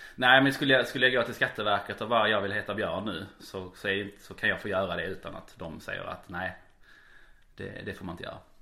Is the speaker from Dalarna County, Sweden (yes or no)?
no; Malmö, Skåne, Sweden; jag faktiskt är en born and raised malmit